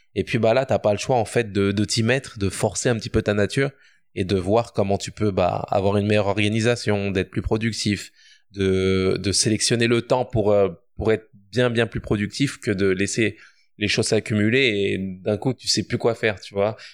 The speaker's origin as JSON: {"language": "French", "country": "France", "tie": "born or raised there", "moved": "as an adult", "lives_now": "Quebec, Canada", "said": "je suis né en France, j'ai grandi en France"}